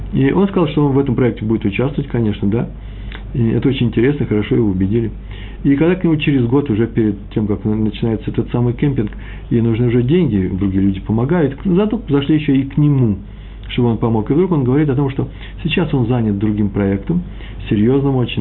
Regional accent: Moscow, Russia; accent: Moscow; я москвич

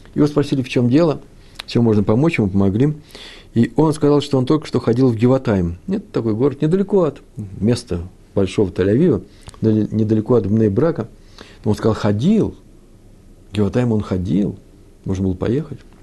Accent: Kyiv, Ukraine; moved away; also born or lived in Moscow; Киев мой родной город, там все детство провел, все летние месяца в родни, на Подоле я жил.

